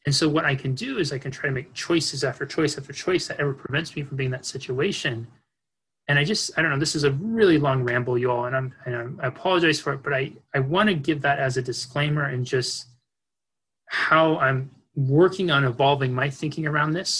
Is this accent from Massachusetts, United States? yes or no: no; Northern California, United States; I grew up in Northern California